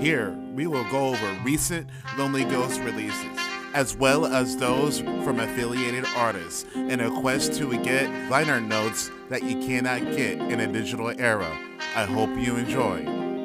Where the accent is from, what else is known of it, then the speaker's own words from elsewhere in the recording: Ohio, United States; also born or lived in Florida; I'm from Ohio.